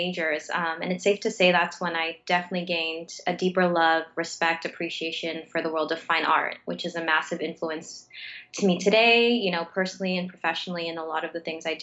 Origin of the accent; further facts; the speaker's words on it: Mississauga, Ontario, Canada; now in Toronto, Canada; I'm born and raised in Mississauga, which is a suburb just outside of Toronto, though I live in Toronto now